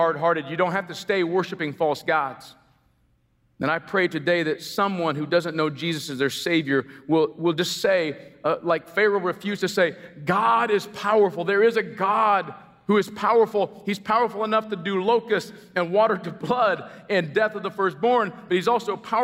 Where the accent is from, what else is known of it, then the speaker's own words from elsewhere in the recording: United States; I'm as American as apple pie